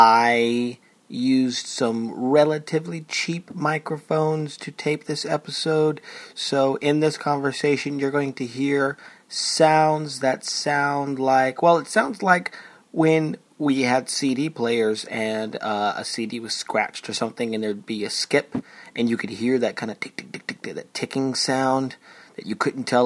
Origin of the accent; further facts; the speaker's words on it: Chelmsford, Massachusetts, United States; accent: Boston; from outside of Boston, a town called Chelmsford. I'll say it like that in my weird kind of Kennedy, my Kennedy accent.